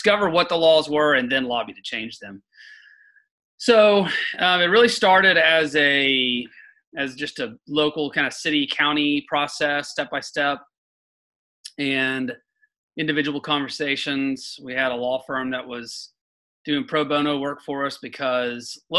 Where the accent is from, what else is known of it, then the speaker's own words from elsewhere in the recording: Chattanooga, Tennessee, United States; I was born and raised in Chattanooga, and my parents are still here